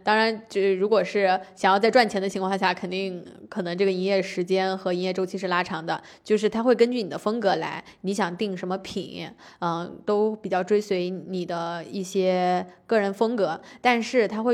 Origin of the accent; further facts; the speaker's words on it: Anhui, China; moved away; 我老家也属于安徽小县城